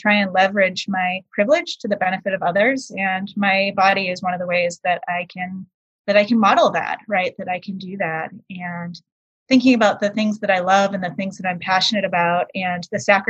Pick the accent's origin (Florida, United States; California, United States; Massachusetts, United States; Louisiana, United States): Massachusetts, United States; Boston; moved away; also born or lived in Maine; we moved from Boston to Maine